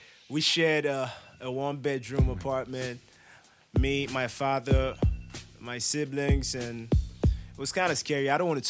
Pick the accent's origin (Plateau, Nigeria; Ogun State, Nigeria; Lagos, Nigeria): Plateau, Nigeria; Okay, I'm just South repping. I'm from the Plateau. I'm a Biron boy proper.